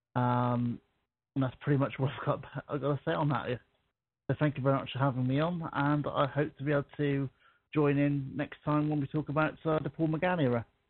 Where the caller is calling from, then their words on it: Guernsey; I'm calling from um, a little known place called Guernsey in the Channel Islands